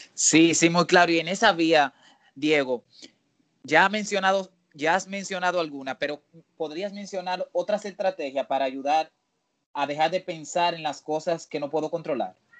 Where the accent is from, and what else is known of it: Dominican Republic